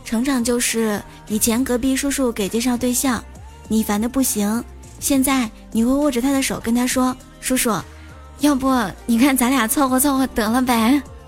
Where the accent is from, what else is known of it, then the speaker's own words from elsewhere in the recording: Shanxi, China; now in Qingdao, China; 在我的老家 最出名的应该是刀削面了，因为山西是面食之乡嘛。现在在青岛的话呢